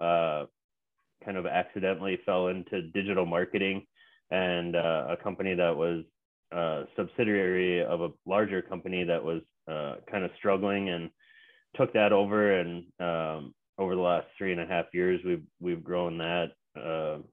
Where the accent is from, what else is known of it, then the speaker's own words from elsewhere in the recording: the Twin Cities area, Minnesota, United States; I'm from Minnesota, the Twin Cities area